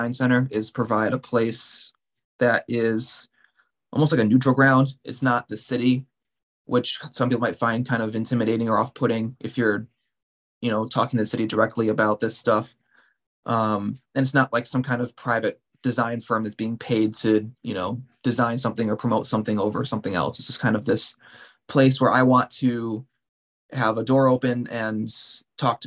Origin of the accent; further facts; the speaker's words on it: Pittsfield, Massachusetts, United States; I was born and raised here in Pittsfield, lived here my whole life, except for my 5 years in college